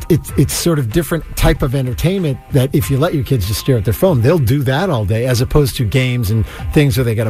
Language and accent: English; Natick, Massachusetts, United States; When I grew up in Natick on Route 9